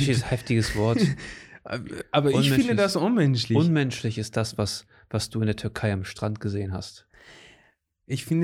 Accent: Portugal; also born or lived in Germany; ich bin hier aufgewachsen und ich bin in Portugal aufgewachsen und ich bin, weißt du, das gehört alles zu mir

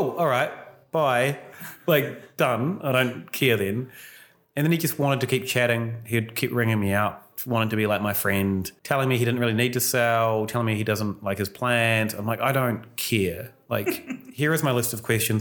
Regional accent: Westport, West Coast, New Zealand; moved away as an adult; Westport? It's my hometown. My parents are still there.

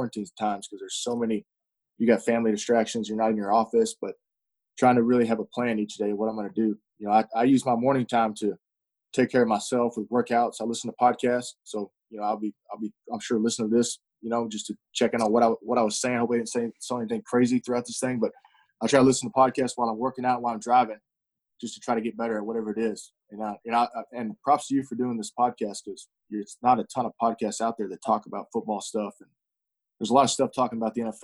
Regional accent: Azle, Texas, United States; I grew up in Azle, Texas, out here in the Fort Worth area. That's where I'm at right now

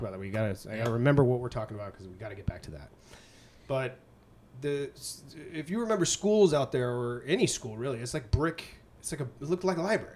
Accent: Boston, Massachusetts, United States; born or raised there; moved away

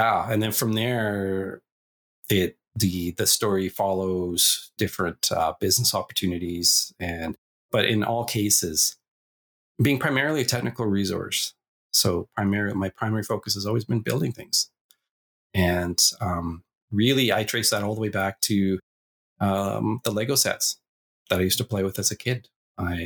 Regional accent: Sherwood Park, Alberta, Canada; also born or lived in Edmonton; I was raised in Sherwood Park, Alberta, just outside of Edmonton.

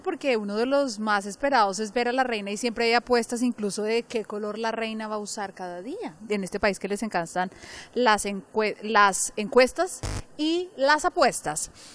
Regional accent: Colombia; now in London, United Kingdom; yo soy colombiana y en mi país lo que sé es que se tiene un bebé con un médico

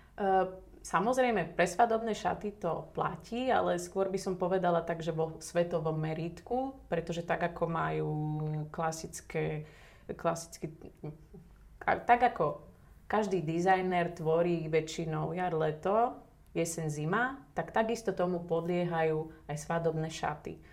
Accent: Slovakia; som Slovenka.

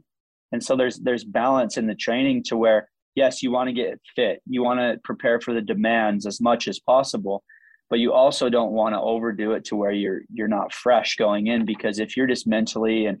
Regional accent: near Zion National Park, Utah, United States; I grew up near Zion National Park, near the Grand Canyon

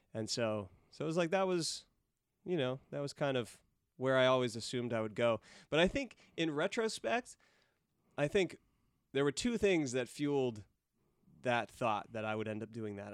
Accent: Chico, California, United States; I grew up in Chico

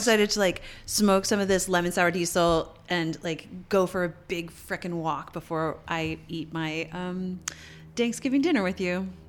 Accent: Canada; Fellow Canadian

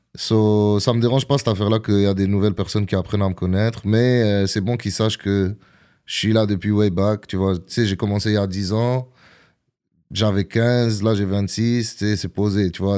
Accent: Gatineau, Quebec, Canada; born or raised there; also born or lived in Algiers, Algeria / Montreal (Saint-Léonard)

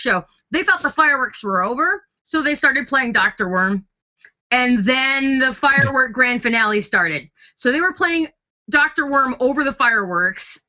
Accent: Kenosha, Wisconsin, United States; now in Nashville, United States; Kenosha. I'm from Kenosha.

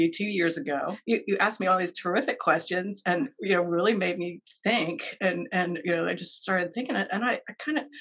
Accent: Maryland, United States; moved away as an adult; also born or lived in California; since I grew up in Maryland

